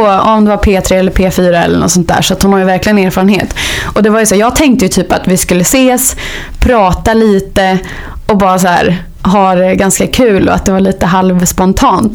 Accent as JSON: {"language": "Swedish", "town": "Hällefors", "region": "Örebro County", "country": "Sweden", "tie": "born or raised there", "moved": "yes", "said": "Jag kommer från Hällefors. Så jag började spela där på kulturskolan"}